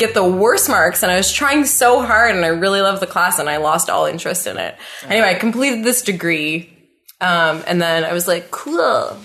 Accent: Ottawa, Ontario, Canada; I was born and raised in Ottawa. Born and raised

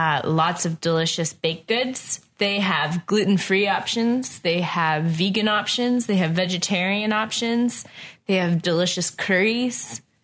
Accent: Atlantic Canada, Canada; now in Ottawa, Canada; But it's probably because I'm coming from the East Coast, which is small and doesn't have very much money, so it stays pretty much

